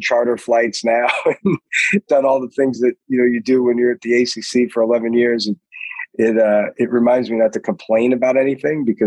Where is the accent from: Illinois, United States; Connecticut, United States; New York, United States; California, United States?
New York, United States; New York City; moved away; I'm from Queens